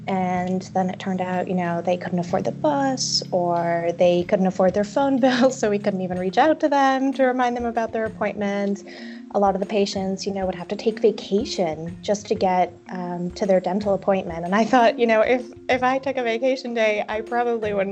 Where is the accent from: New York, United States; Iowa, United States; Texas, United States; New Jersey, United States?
New Jersey, United States; I'm from New Jersey